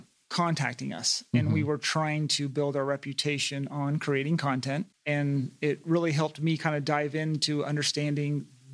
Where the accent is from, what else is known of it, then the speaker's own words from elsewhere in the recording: East Coast, United States; moved away as an adult; also born or lived in Los Angeles; now in Coachella Valley, United States; I was from the East Coast